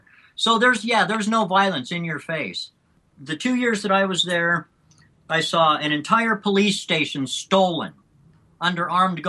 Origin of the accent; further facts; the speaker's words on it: United States; also born or lived in South Africa; as an American